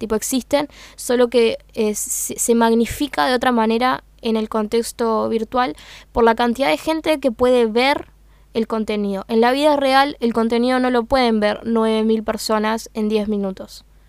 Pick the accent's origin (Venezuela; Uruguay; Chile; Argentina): Uruguay; accent: Uruguayan (English); mi inglés es uruguayo.